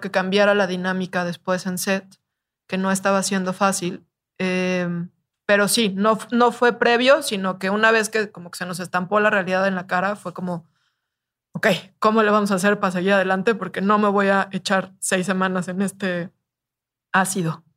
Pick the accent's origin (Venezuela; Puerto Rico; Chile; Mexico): Mexico; soy mexicana